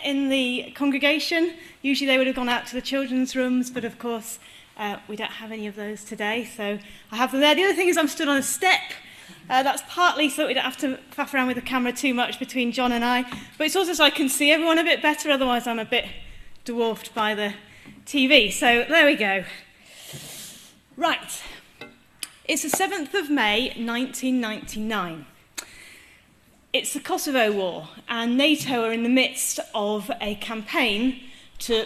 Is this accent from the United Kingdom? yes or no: yes; England, United Kingdom; telling them I'm English